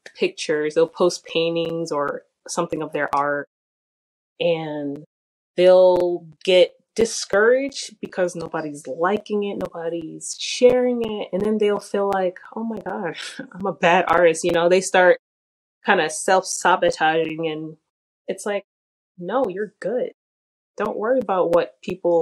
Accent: New York City, New York, United States; I'm from the Bronx

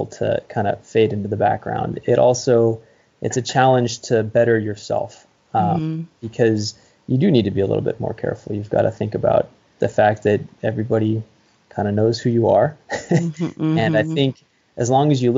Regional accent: Santa Cruz County, California, United States; I grew up in Santa Cruz County, California

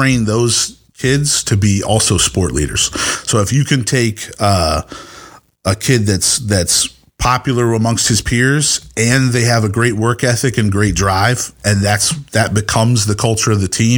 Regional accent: Southern Maryland, United States; moved away as an adult; also born or lived in Texas; I grew up in Southern Maryland

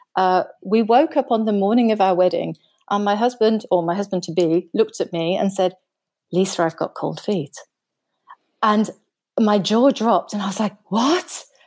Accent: United Kingdom; moved away as an adult; now in Germany; I'm, I'm British, but I live in Germany. I've been living in Germany for about, for over twenty years now.

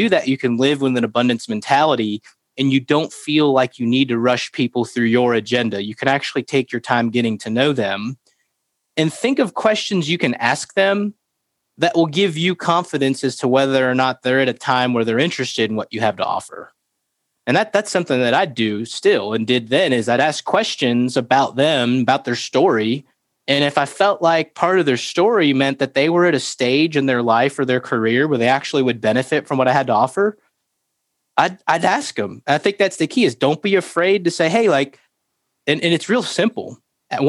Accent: Florida, United States; moved away; I grew up in Florida.

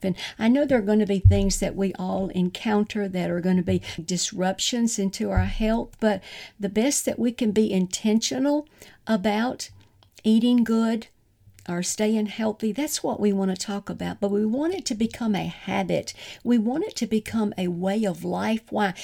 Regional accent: the South, United States; growing up in the South, and I grew up on sweet tea

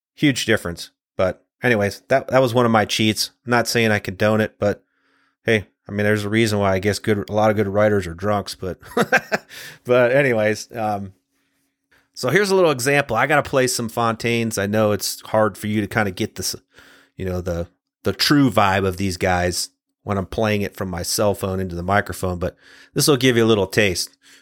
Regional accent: Ohio, United States; from the time I was a kid growing up in Ohio

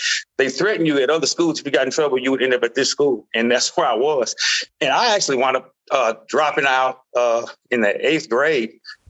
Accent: Los Angeles, California, United States; now in Mississippi, United States; I grew up in Los Angeles, California.

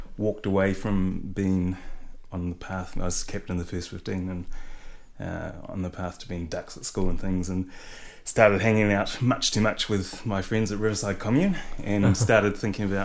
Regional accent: Motueka, Tasman, New Zealand; also born or lived in Reefton / Ngahuia Junction; I was born in Reefton, but left when I was really young. We went to Motueka

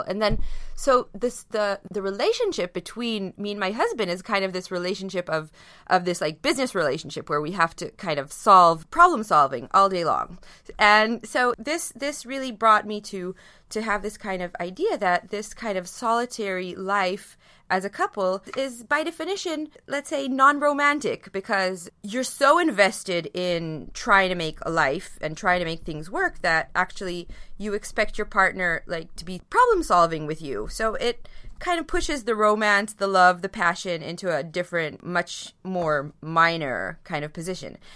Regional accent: Israel; I come from Israel

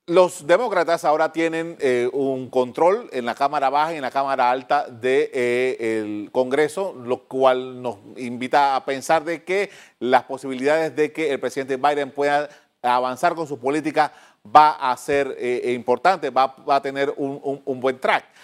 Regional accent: Panama; de lo que nosotros deberíamos en Panamá, nosotros como panameños, tomar en consideración de ahora en adelante con esta toma de posesión.

